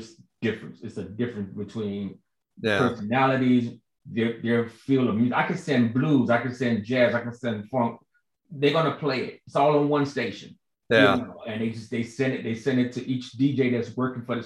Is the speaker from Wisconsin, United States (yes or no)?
no; Chicago, Illinois, United States; moved away as an adult; also born or lived in California; now in Georgia, United States; I'm from Chicago, as you know, and South Side of Chicago, Ida B. Wells Projects, and so growing up, hearing everybody on my block